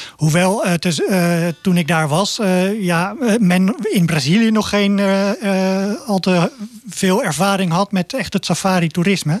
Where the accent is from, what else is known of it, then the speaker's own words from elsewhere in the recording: Zoeterwoude, South Holland, Netherlands; also born or lived in Leiden; ik ben echt opgegroeid in de polder in Zoeterwoude.